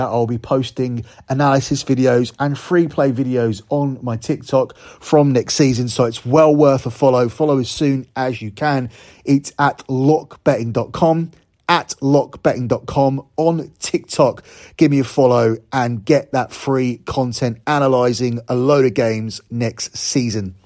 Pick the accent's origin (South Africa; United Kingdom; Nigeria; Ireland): United Kingdom; as a Brit